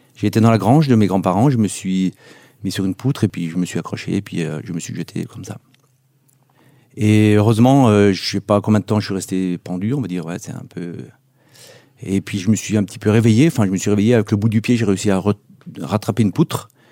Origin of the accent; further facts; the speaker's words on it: Megève, Auvergne-Rhône-Alpes, France; chez nous à Megève